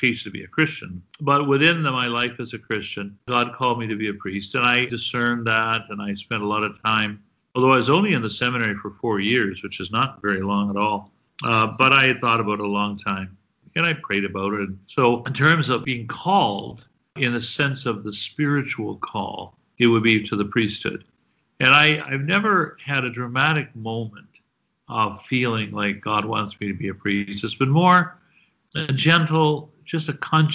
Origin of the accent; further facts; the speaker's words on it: Guelph, Ontario, Canada; moved away as an adult; also born or lived in Edmonton; now in Toronto, Canada; I grew up in Guelph, Ontario